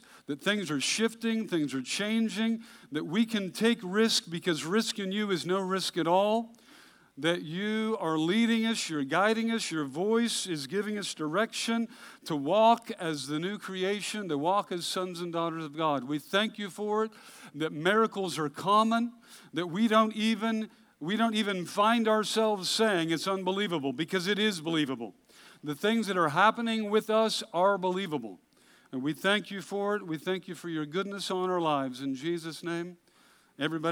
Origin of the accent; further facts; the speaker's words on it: Hood River, Oregon, United States; I grew up in Hood River, Oregon